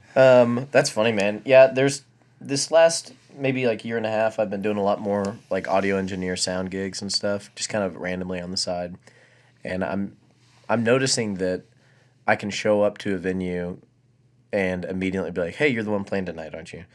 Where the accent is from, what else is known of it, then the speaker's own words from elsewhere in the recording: Abilene, Texas, United States; also born or lived in Tennessee; Abileen's my hometown